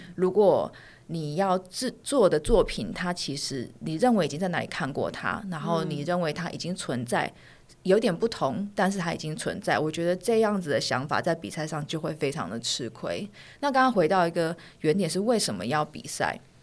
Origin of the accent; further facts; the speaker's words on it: Taiwan; moved away as an adult; also born or lived in London; 我在嗯哼。台湾完成我所有的义务教育跟大学，我才去到那边